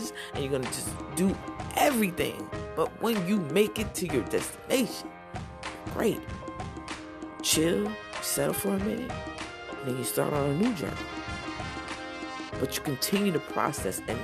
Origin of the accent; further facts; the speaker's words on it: New Jersey, United States; I was from Jersey